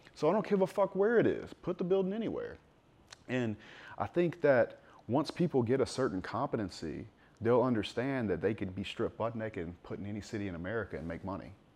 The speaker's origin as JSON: {"language": "English", "region": "South Louisiana", "country": "United States", "tie": "born or raised there", "said": "I grew up in South Louisiana"}